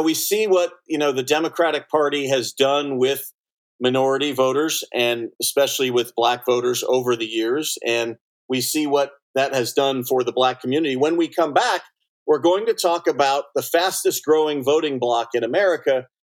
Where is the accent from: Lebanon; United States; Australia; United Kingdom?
United States; Southern California; I grew up in Southern California.